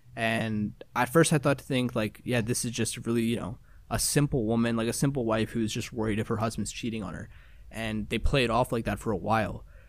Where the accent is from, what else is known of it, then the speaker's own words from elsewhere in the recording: Toronto, Ontario, Canada; my hometown of Toronto